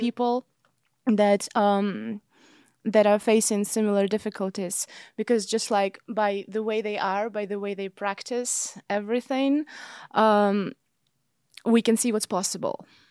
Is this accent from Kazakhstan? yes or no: yes; Kazakhstan; moved away as an adult; also born or lived in Vienna / Los Angeles / Rome; now in Amsterdam, Netherlands; I'm originally from Kazakhstan, where I also was growing up and where I also got my bachelor's degree.